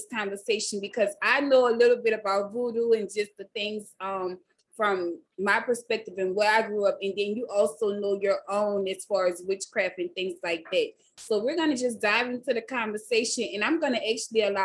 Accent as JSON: {"language": "English", "town": "New Orleans", "region": "Louisiana", "country": "United States", "said": "I'm from New Orleans"}